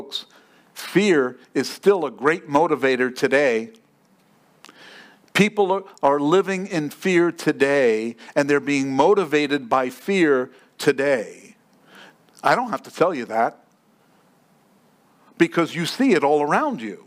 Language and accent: English; New York, United States; moved away; I grew up in New York.